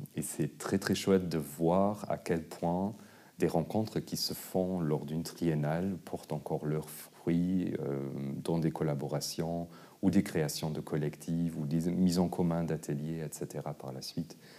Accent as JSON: {"language": "French", "country": "Luxembourg", "moved": "yes", "said": "je venais du Luxembourg"}